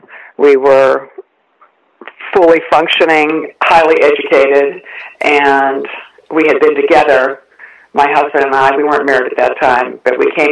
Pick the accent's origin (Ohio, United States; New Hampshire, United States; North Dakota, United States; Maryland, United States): Ohio, United States; moved away as an adult; also born or lived in San Francisco, California; Well, I grew up in Ohio, and I came to California after I finished my undergraduate studies in Ohio, and I was living in San Francisco, the San Francisco area.